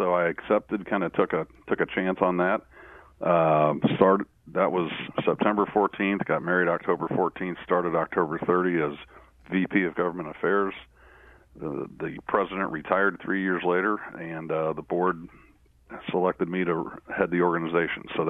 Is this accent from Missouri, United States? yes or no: yes; St. Louis, Missouri, United States; I am from St. Louis, St. Louis native